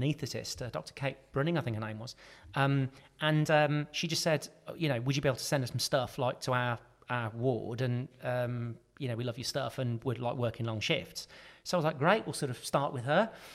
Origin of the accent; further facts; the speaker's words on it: Birmingham, West Midlands, United Kingdom; we're all from Birmingham, my family